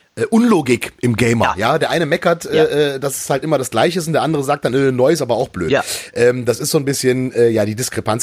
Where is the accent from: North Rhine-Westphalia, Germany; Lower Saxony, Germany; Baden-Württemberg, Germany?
North Rhine-Westphalia, Germany; near Düsseldorf; meine Heimatstadt äh, äh vor den Toren Düsseldorfs